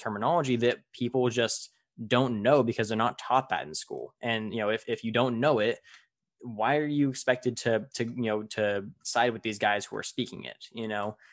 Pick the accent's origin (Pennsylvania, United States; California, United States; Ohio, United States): California, United States; I'm from California and I'm involved in agriculture